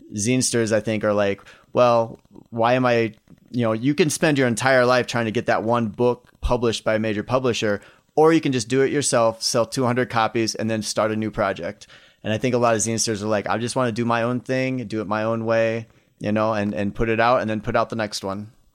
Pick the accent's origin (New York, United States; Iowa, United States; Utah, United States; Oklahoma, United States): Iowa, United States; moved away; I grew up in Iowa, grew up in the Midwest